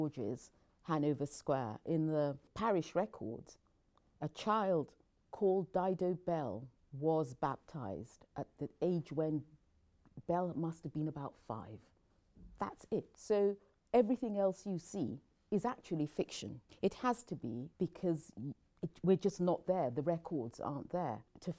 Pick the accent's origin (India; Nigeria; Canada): Nigeria; born there; also born or lived in England; I was born in Nigeria. I came to England when I was young. And then, rather like Belle, my mother fell ill. And so we returned to Nigeria.